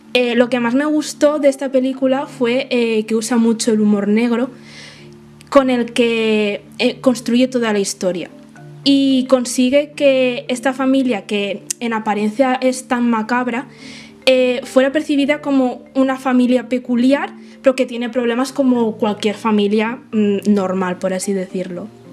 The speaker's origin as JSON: {"language": "Spanish", "country": "Spain", "said": "soy autora española de fantasía y ciencia ficción"}